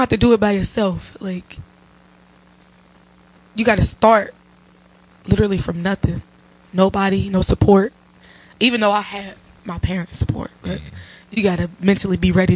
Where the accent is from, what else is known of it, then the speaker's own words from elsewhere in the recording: Cincinnati, Ohio, United States; I am from Cincinnati, Ohio.